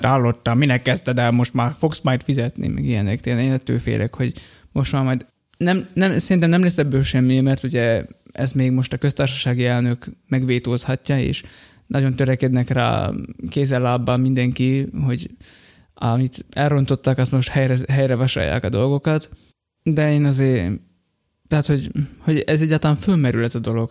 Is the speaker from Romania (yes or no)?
no; Slovakia; Ugye felvidékiek vagyunk, magyarok vagyunk